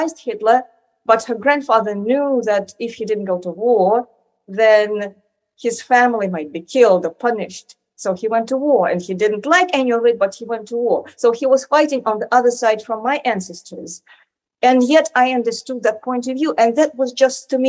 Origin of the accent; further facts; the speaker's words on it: Moscow, Russia; I grew up in Moscow